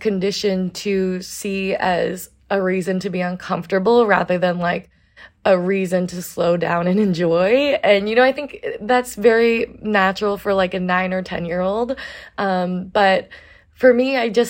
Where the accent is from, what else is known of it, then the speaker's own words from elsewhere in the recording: Portland, Oregon, United States; also born or lived in New York City; I spent the first 9 years of my life more or less living full-time in New York City. And when I was 9, my mom moved my sisters and I out to Portland, Oregon